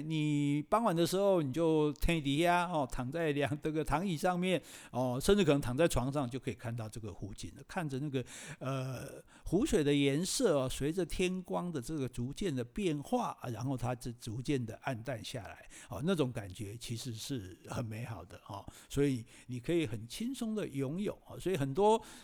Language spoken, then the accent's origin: Chinese; Taiwan; 我们台湾人